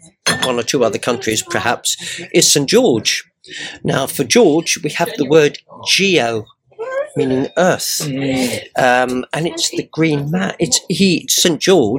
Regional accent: Guernsey; Well, I came from Guernsey and they speak with a completely different accent to me.

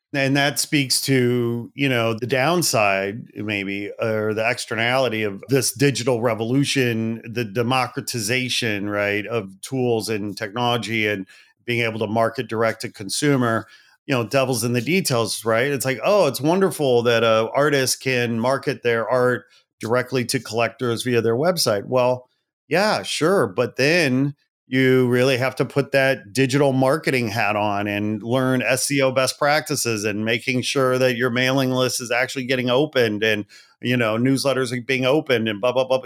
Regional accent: Portage, Indiana, United States; moved away as an adult; also born or lived in Gary, Indiana / Chicago / Los Angeles; I was born in Gary and I grew up in Portage

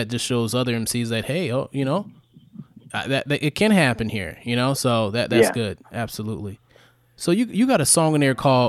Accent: New York, United States; I grew up in New York

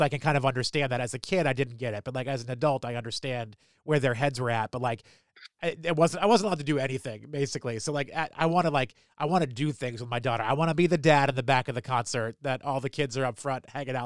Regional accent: New Hampshire, United States; moved away as an adult; also born or lived in Philadelphia / Washington, D.C. / Baltimore; I grew up in New Hampshire

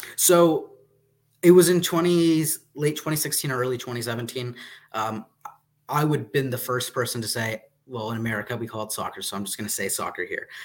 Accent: United States; I'm an American

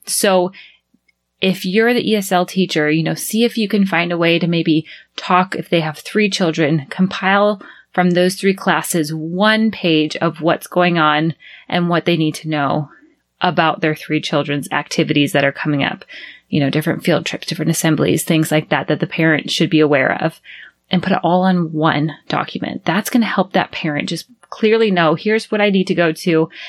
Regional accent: United States; first language English; moved away as an adult; now in Panama City, Panama; we were the only American family in that preschool

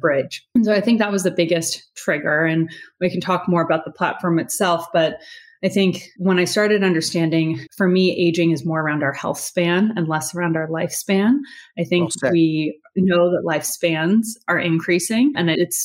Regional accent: Los Angeles, California, United States; Born and raised in Los Angeles

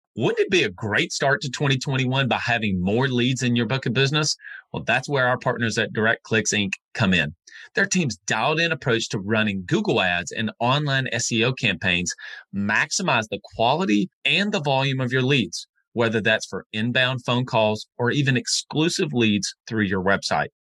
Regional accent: North Alabama, United States; I'm from the South, North Alabama.

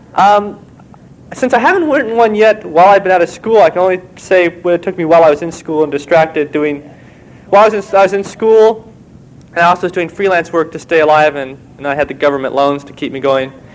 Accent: Walnut Creek, California, United States; moved away; Walnut Creek, my hometown

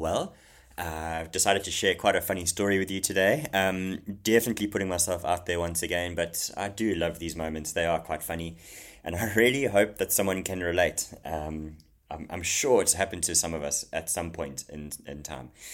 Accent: Zululand, KwaZulu-Natal, South Africa; I grew up in Zululand, okay, in KwaZulu Natal in South Africa

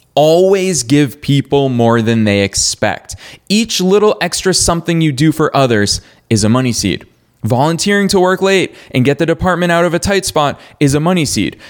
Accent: Marlborough, Massachusetts, United States; Marlboro, Massachusetts. That's my hometown

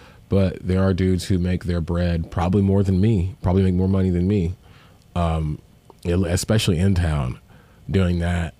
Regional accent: Memphis, Tennessee, United States; I come from Memphis

